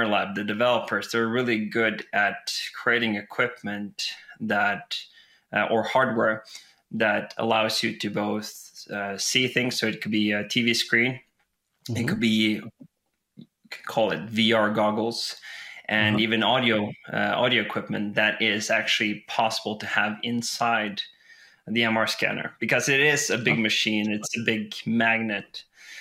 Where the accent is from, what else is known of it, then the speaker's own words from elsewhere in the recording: West Coast of Norway, Western Norway, Norway; now in Elverum, Norway; I live in Elverum in Norway, but I'm from the West Coast